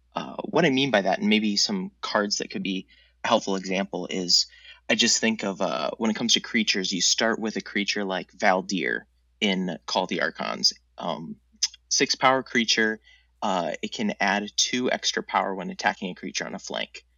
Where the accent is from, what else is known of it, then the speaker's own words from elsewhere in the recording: Minneapolis, Minnesota, United States; I'm from Minneapolis